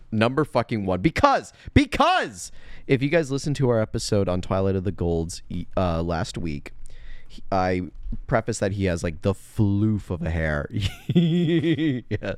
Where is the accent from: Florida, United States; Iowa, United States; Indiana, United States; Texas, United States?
Texas, United States; as a Texan